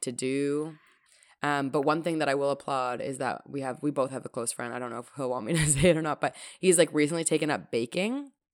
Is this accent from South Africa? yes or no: no; Toronto, Ontario, Canada; growing up in Toronto